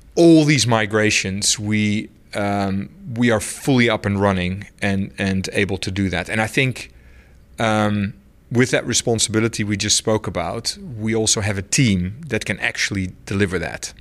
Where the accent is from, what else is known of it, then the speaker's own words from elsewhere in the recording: Netherlands; moved away; I'm from the Netherlands